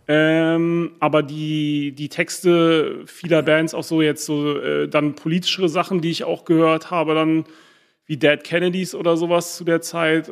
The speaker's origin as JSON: {"language": "German", "region": "Berlin", "country": "Germany", "tie": "born or raised there", "also_born_or_lived": "England / Boston", "first_language": "German", "moved": "as an adult", "said": "aufgewachsen bin ich in Berlin-Wilmersdorf"}